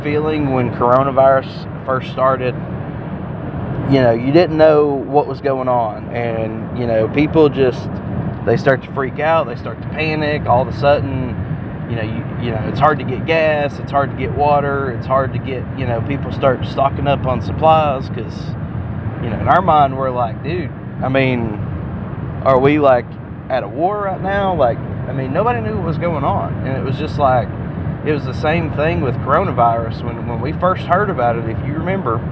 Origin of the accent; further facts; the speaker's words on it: United States; We are American